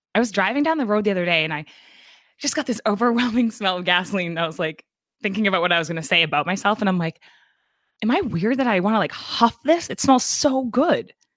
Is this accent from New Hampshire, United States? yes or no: yes; New Hampshire, United States; also born or lived in New York; I'm from New Hampshire